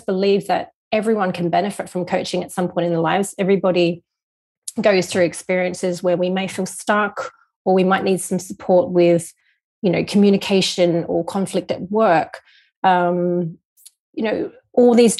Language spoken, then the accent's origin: English; Australia; moved away as an adult; also born or lived in Hong Kong; now in London, United Kingdom; So I was born in Hong Kong, but I was raised in Australia